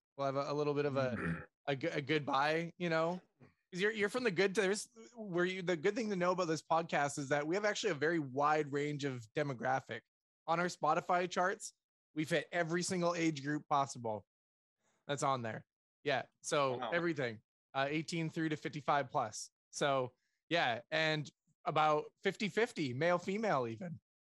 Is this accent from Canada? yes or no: yes; Canada; That's a good thing about being a Canadian Cowboys fan.